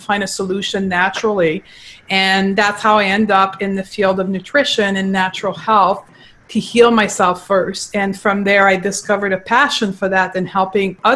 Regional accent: Quebec, Canada; accent: French; first language French; English is a second language; So I am from Quebec. I was raised in Quebec and I actually only started to speak English at the age of 22

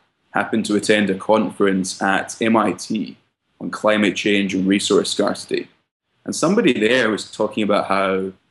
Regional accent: Scotland, United Kingdom; moved away as an adult; now in United States; My background is I grew up in Scotland and I came to the US around 5 years ago to study at Brown University

